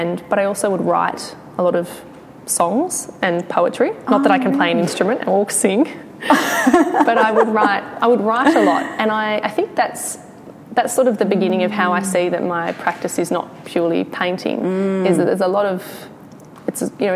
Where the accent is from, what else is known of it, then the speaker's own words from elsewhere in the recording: Briagolong, Victoria, Australia; I was born in Bryagalong, which is in East Gippsland